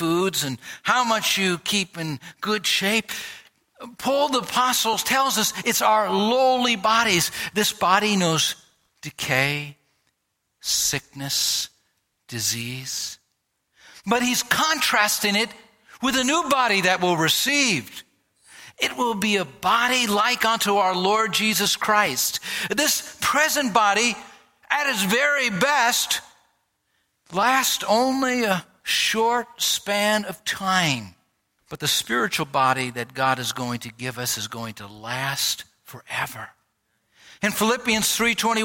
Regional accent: United States; people knew by my accent, they knew by my way of expressing myself. They could tell I was from America

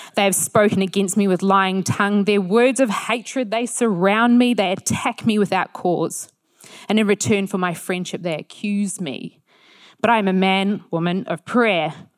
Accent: New Zealand; being a Kiwi

